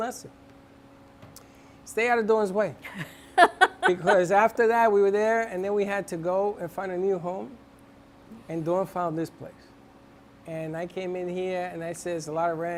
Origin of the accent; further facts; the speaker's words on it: New York City, New York, United States; I'm from the Bronx